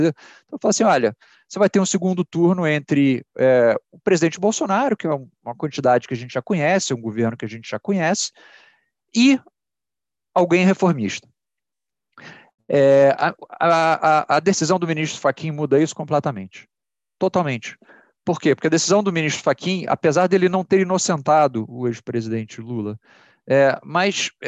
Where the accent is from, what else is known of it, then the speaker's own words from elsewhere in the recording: Ceará, Brazil; porque eu tenho esse sotaque esquisito, mas eu sou cearense, tá?